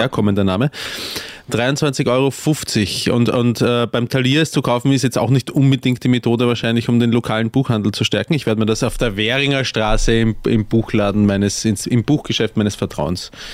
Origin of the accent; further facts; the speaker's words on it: Austria; als Österreicher